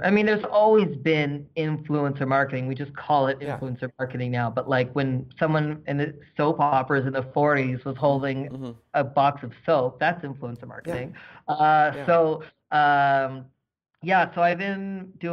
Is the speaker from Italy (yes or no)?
no; East Coast, Canada; now in Calgary, Canada; I'm from the East Coast, but not necessarily Halifax.